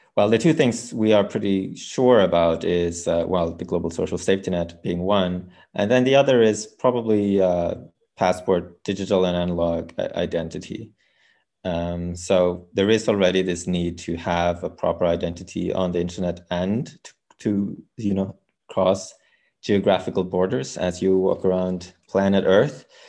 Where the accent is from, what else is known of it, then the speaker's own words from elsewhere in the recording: Norway; We come from Norway